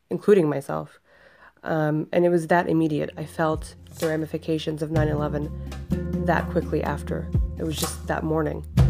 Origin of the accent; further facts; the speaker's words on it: Deltona, Florida, United States; growing up in a small town in Florida, I was one of a handful of Muslims